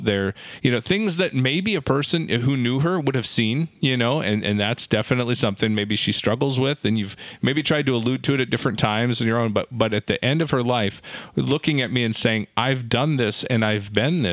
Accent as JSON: {"language": "English", "town": "Valley City", "region": "North Dakota", "country": "United States", "tie": "born or raised there", "said": "He grew up actually in the same hometown I did"}